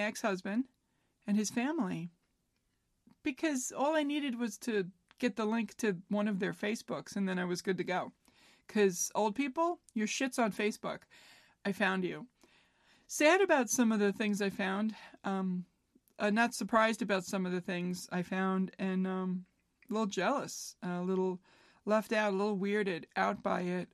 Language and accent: English; New York City, New York, United States; I grew up in New York, in Queens, New York. It's, if you want to get specific, it was Floral Park, now known as Glen Oaks